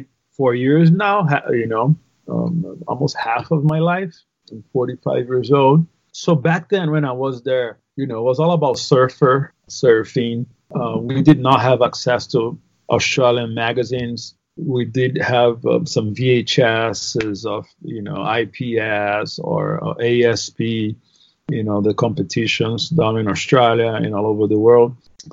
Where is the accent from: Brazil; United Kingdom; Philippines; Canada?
Brazil; Northeast Region; English is a second language; So on top of being Brazilian, we're Brazilians from the Northeast. We're very proud.